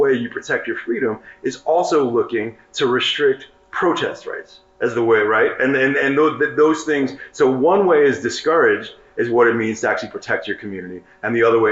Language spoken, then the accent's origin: English; New York City, New York, United States; I grew up in New York City